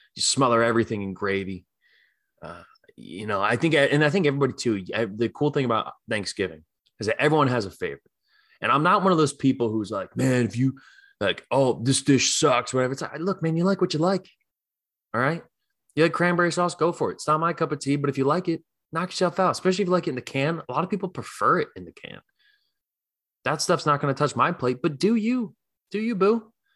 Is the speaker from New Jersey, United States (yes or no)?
no; Philadelphia, Pennsylvania, United States; moved away; I'm from Philly